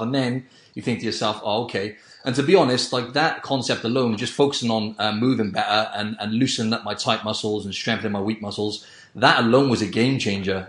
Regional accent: Wales, United Kingdom; I'm from I'm from Wales in the UK

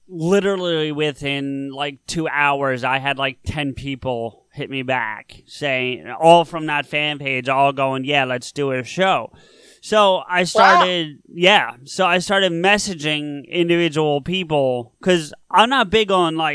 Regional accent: New Jersey, United States; I am from New Jersey.

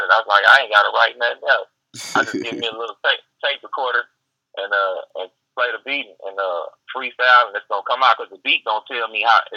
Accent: Richmond, California, United States; also born or lived in Los Angeles / Oakland; now in Texas, United States; You know, I, grew up in, uh, you know, I'm from Richmond

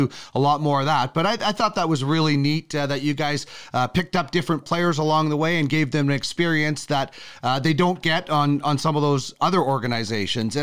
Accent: Brandon, Manitoba, Canada; I grew up in Brandon, Manitoba

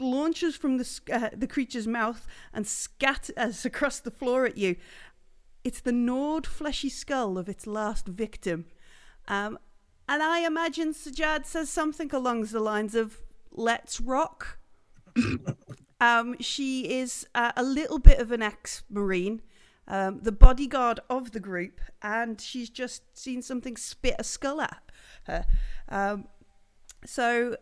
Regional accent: England, United Kingdom; We're English

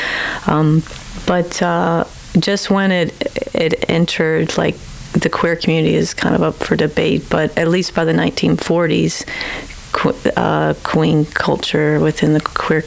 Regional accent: Lexington, Kentucky, United States; moved away as an adult; also born or lived in Appalachian Mountains, Kentucky; now in Edmonton, Canada; I'm originally from Kentucky. So some in Lexington, the Bluegrass, and some of the eastern part of the foothills, Appalachian Mountains

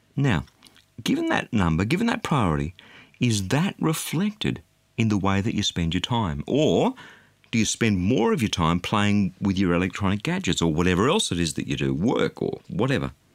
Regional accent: Australia; being an Australian

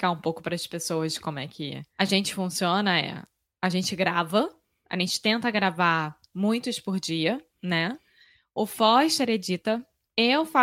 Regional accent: Rio de Janeiro, Brazil; Eu sou brasileira, carioca do Rio de Janeiro.

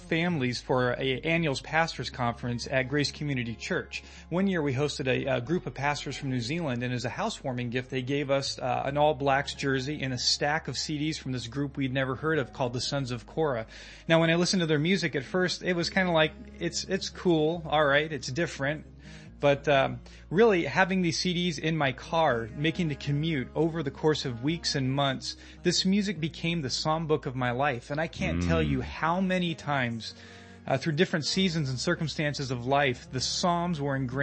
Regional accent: Modesto, California, United States; moved away as an adult; also born or lived in Los Angeles, California / Midwest; I grew up here in Modesto

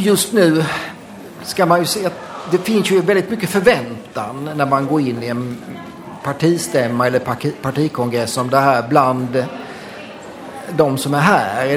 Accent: Blekinge, Sweden; moved away as an adult; now in Stockholm, Sweden; kommer jag från Blekinge, eh, från en småstad eh, och eh, flyttade därifrån till Stockholm på 80-talet.

